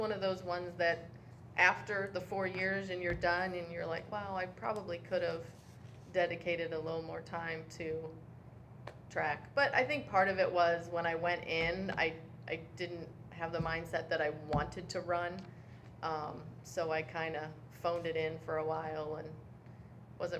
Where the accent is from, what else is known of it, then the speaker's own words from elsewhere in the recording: Canal Fulton, Ohio, United States; I grew up in Canal Fulton. I went to Northwest High School